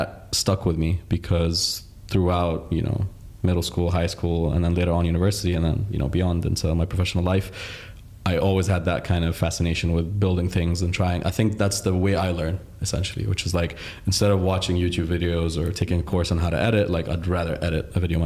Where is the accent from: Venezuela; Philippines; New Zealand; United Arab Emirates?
United Arab Emirates; Dubai; also born or lived in Riyadh, Saudi Arabia / Egypt; my parents moved to the UAE when I was 5. And I'm now 27, so it's been 22 years of my life in the UAE. I think I'm privileged and lucky to have grown in a country